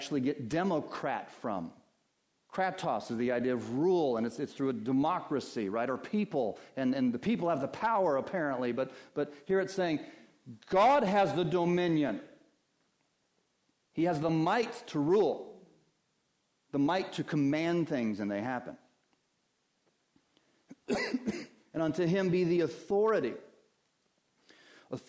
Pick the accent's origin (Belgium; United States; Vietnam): United States; Colorado; moved away; I grew up in Colorado